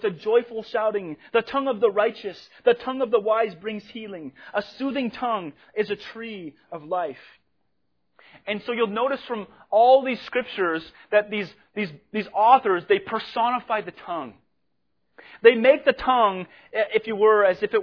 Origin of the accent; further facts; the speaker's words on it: Spokane, Washington, United States; moved away; I'm from Spokane, Washington